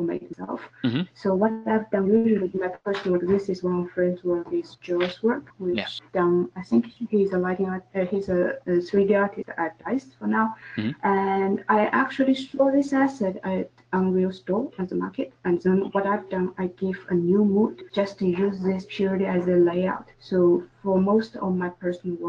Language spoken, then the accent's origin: English; Chongqing, China; moved away as an adult; also born or lived in Kingston, London, England; I went to a fine art institute in my hometown, China. Mm-hmm. So it was in Chongqing.